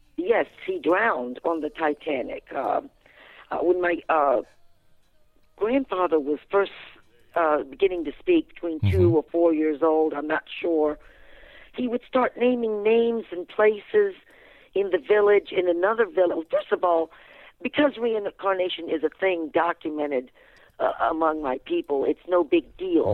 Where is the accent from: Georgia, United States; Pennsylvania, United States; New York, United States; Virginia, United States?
Virginia, United States; Fredericksburg; I was born and raised in Fredericksburg, Virginia.